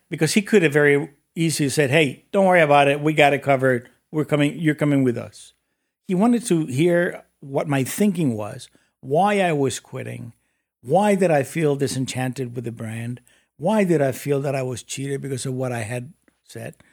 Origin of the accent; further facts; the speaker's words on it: Mexico City, Mexico; moved away as an adult; also born or lived in United States; I was born and raised in Mexico City